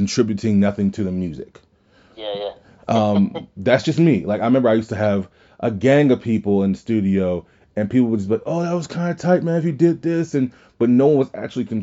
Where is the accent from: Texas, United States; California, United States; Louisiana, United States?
Louisiana, United States; We're all from Louisiana